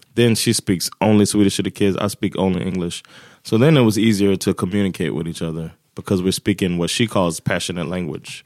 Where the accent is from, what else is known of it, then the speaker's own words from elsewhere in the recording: Florida, United States; moved away as an adult; also born or lived in New Jersey; now in Sweden; I'm from Florida